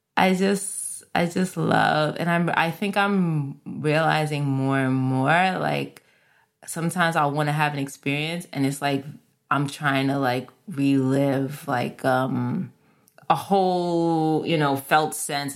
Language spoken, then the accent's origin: English; New York City, New York, United States; Where I grew up in the Bronx, we had Carvel ice cream